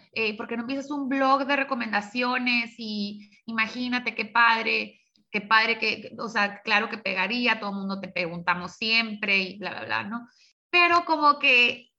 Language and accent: Spanish; Tijuana, Baja California, Mexico; also born or lived in San Diego, California / Hermosillo, Sonora; nací en San Diego, viví de, pues, de, niña aquí en Tijuana, después viví siete años en Hermosillo, Sonora, y ya en la secundaria regresé a Tijuana y, de aquí no me he movido